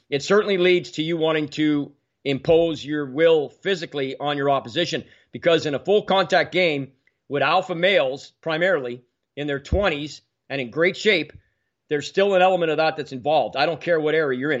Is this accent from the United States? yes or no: no; Ottawa, Ontario, Canada; also born or lived in Quebec City; We had just moved up here from Quebec City to where, where I grew up on the Cars Road south of Ottawa.